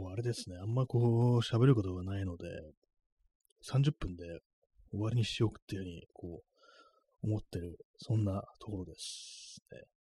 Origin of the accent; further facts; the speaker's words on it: Kanto, Japan; 関東の人間だから